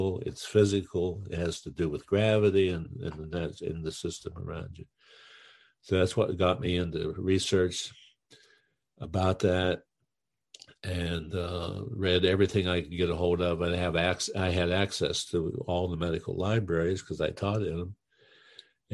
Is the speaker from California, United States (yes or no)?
no; Western Pennsylvania, United States; I was from Western Pennsylvania, where there's some decent ski slopes